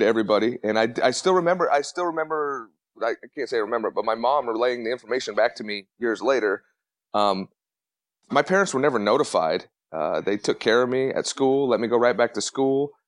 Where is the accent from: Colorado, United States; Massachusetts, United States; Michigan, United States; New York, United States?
Colorado, United States; I grew up in Colorado